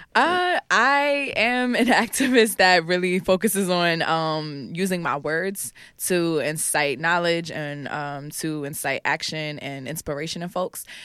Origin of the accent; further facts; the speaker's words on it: New York City, New York, United States; also born or lived in Harlem; I'm from the Bronx and I grew up between the Bronx and Harlem